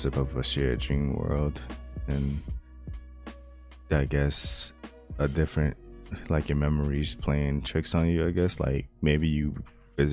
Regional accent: New York, United States; I've been born and raised in New York

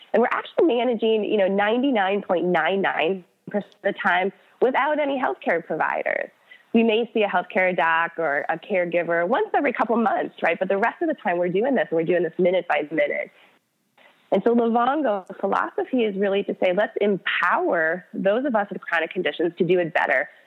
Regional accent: Minnesota, United States; moved away; I grew up in Minnesota.

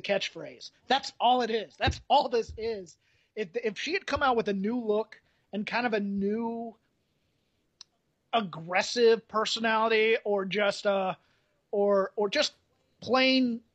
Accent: the South, United States; I'm from the South

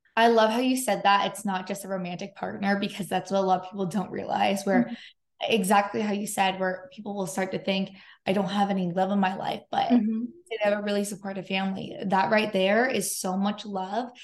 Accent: San Diego, California, United States; now in Los Angeles, United States; I live in Los Angeles and um, I'm from San Diego

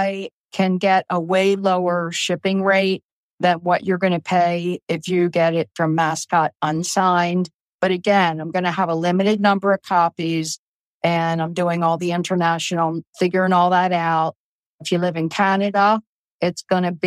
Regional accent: Baltimore, Maryland, United States; accent: Baltimore; now in Eastern Shore, Maryland, United States; my Baltimore accent

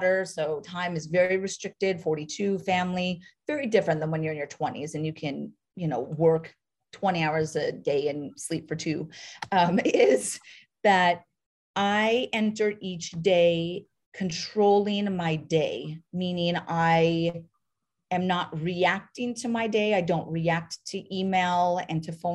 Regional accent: North Dakota, United States; moved away; also born or lived in New York City; I grew up in North Dakota, town of 300 people

